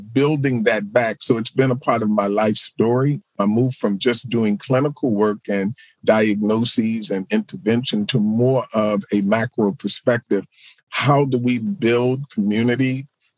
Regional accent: Baltimore, Maryland, United States; born or raised there

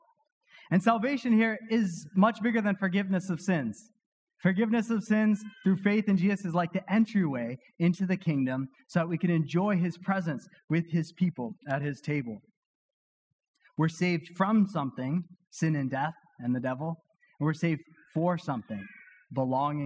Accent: Weymouth, Massachusetts, United States; my hometown in Weymouth

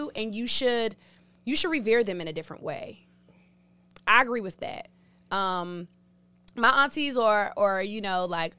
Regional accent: Washington, District of Columbia, United States; I was born here, raised here, love my city. I'm a D.C. girl for life

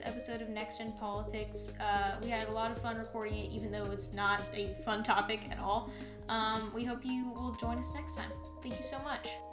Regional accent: Austin, Texas, United States; my hometown of austin

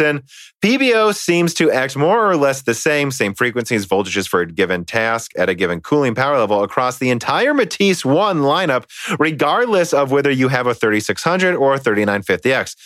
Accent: United States; I'm an American

